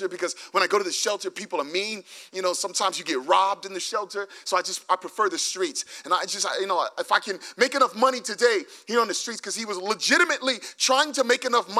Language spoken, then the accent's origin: English; New York, United States; we're from New York